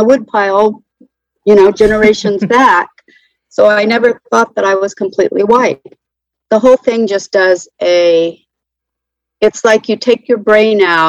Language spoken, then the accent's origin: English; Central California, United States; now in North Carolina, United States; I grew up in Central California